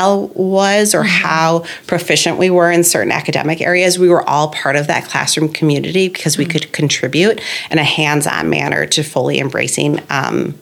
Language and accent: English; Winnetka, Illinois, United States; I grew up in Winnetka